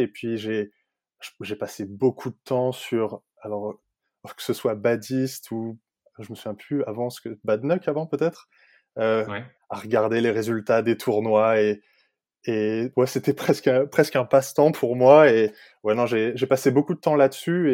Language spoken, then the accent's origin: French; Île-de-France, France; moved away as an adult; now in Denmark; il y a trois ans quand je suis parti de France